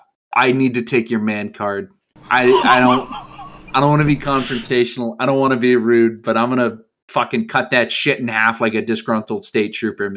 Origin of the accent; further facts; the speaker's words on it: United States; I'm an American.